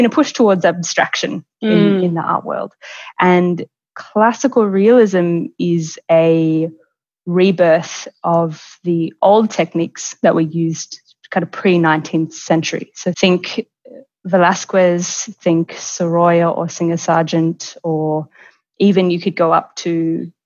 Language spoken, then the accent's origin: English; Melbourne, Victoria, Australia; moved away as an adult; now in Florence, Italy; I'm originally from Melbourne, and I have been living in Florence